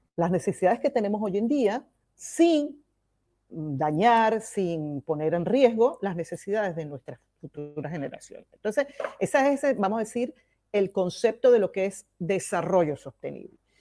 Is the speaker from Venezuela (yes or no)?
yes; Venezuela; moved away as an adult; now in Barcelona, Spain; Yo nací en Venezuela eh, y desde el año 2008 vivo en España y me vine con mis dos hijos